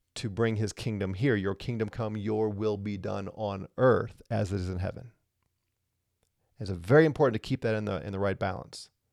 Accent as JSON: {"language": "English", "region": "Colorado", "country": "United States", "said": "I'm from Colorado, right? I'm in Colorado"}